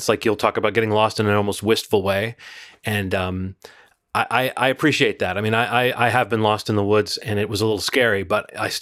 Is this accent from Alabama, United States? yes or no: yes; Birmingham, Alabama, United States; I grew up in Birmingham, Alabama